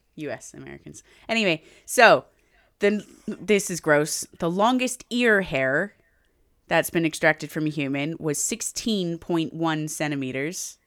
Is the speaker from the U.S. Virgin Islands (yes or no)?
no; Canada; I'm Native Canadian. I'm also Canadian. And I'm English.